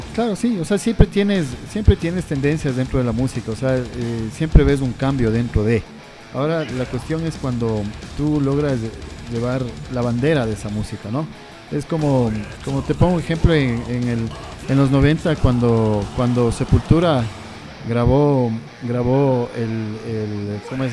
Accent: Quito, Pichincha, Ecuador; como quiteños nosotros

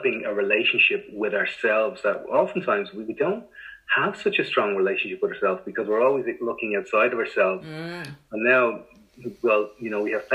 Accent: Ireland; growing up in Ireland in the 80s

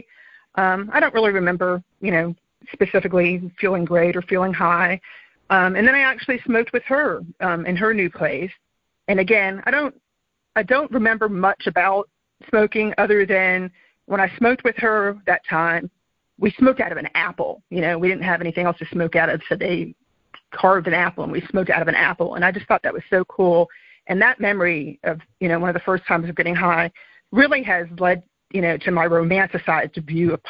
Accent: Miami, Florida, United States; I grew up in Miami in the 70s

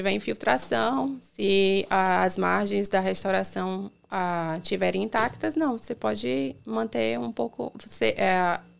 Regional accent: Salvador, Bahia, Brazil; moved away as an adult; now in United States; Eu sou de Salvador

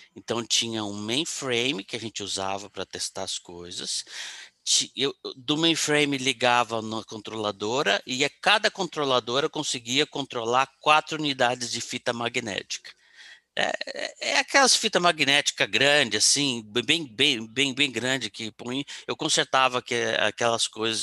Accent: São Paulo, Brazil; also born or lived in Rio de Janeiro; eu estava no Rio, morando no Rio, mas eu sou de São Paulo

